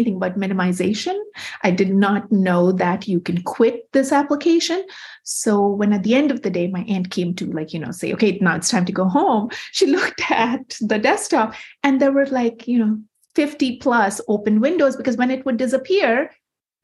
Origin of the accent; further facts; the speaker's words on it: Kolkata, West Bengal, India; moved away as an adult; also born or lived in Winona, Minnesota / New York City; I grew up in Kolkata, India, and lived there until I was a newly minted 20-year-old